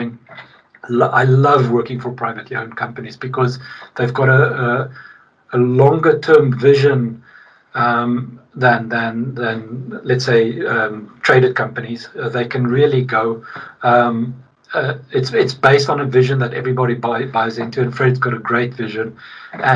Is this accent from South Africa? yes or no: yes; South Africa; now in Sweden; I'm from Sweden now. I mean, I'm from South Africa originally, but I'm Swedish now